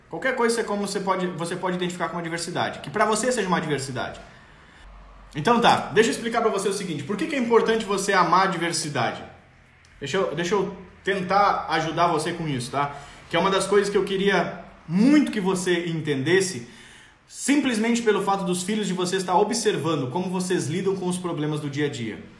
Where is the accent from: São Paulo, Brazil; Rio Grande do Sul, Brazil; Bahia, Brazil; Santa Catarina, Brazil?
Rio Grande do Sul, Brazil; eu nasci no Rio Grande do Sul, me criei no Rio Grande do Sul, eu tomo chimarrão até hoje.